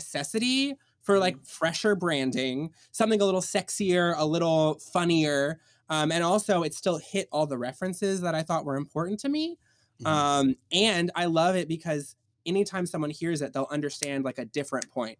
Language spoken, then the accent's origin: English; the South, United States; moved away; also born or lived in New York; I'm from the South